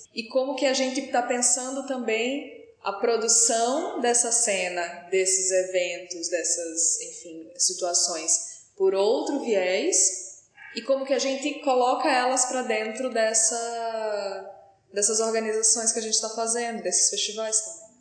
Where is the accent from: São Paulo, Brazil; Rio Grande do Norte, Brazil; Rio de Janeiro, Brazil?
Rio Grande do Norte, Brazil; Natal; como eu também sou de Natal, né, eu e o Diogo estamos, moramos lá